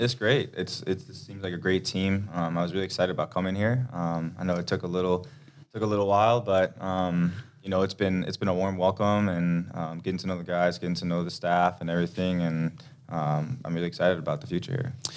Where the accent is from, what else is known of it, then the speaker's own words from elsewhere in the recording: Denmark; now in Minnesota, United States; I grew up in Denmark, so it's cold weather there too